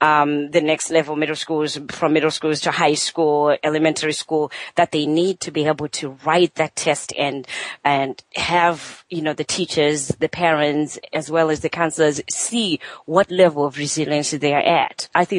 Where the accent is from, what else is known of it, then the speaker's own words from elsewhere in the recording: Zimbabwe; English is a second language; moved away as an adult; I'm from Zimbabwe, which is African, background.